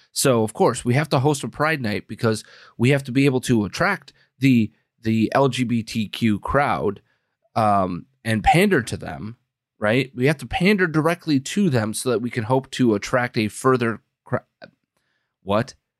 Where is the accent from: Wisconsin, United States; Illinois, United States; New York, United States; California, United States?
Wisconsin, United States; I'm from Wisconsin. We we say schnapps and brandy like it's uh, baby formula